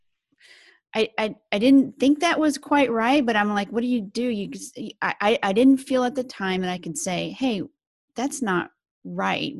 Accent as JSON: {"language": "English", "town": "Salina", "region": "Kansas", "country": "United States", "tie": "born or raised there", "also_born_or_lived": "Houston, Texas / Pennsylvania / New York / Texas", "moved": "as an adult", "lives_now": "Phoenix, United States", "said": "I grew up in Kansas, in Salina, Kansas, right in the middle of Kansas"}